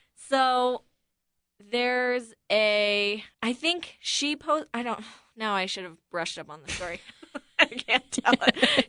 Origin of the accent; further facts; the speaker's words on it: Buffalo, New York, United States; I grew up in Buffalo, so it's kinda close to Midwest, but not really.